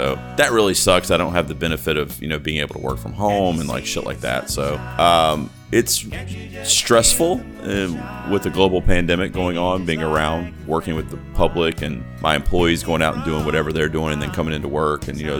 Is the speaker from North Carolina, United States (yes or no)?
yes; Charlotte, North Carolina, United States; That was shot in Charlotte, which is my hometown.